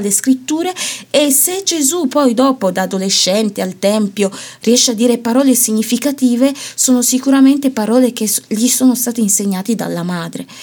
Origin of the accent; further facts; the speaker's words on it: Italy; io sono una finta ganese nel senso che di mm. origine, mm. ma poi eh, sono cresciuta e ho vissuto tutta la mia vita in Italia